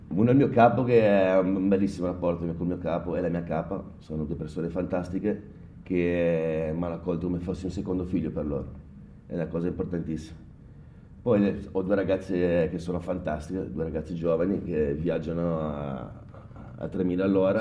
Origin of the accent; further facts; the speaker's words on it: Genoa, Liguria, Italy; da buon genovese